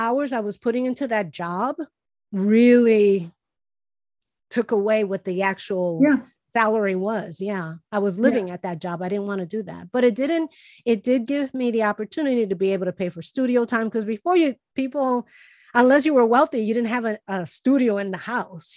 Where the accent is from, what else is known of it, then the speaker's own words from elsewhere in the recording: Chicago, Illinois, United States; I grew up poor in Chicago